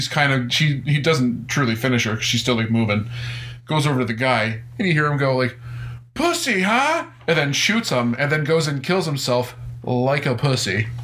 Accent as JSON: {"language": "English", "region": "Northeast Pennsylvania", "country": "United States", "said": "We're from Northeast Pennsylvania."}